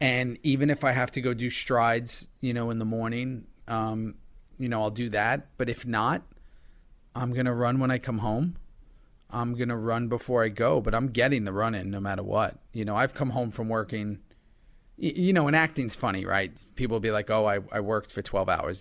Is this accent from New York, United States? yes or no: yes; New York City, New York, United States; I've grown up here my whole life